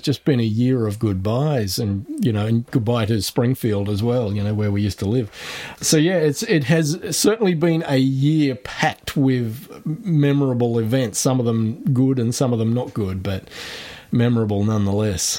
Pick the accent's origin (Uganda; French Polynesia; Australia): Australia